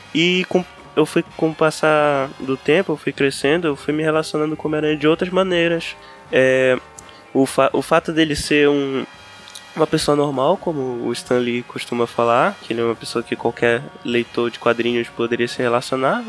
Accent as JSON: {"language": "Portuguese", "town": "Belém", "region": "Pará", "country": "Brazil", "tie": "born or raised there", "said": "Nascido e criado em Belém do, Belém do Pará"}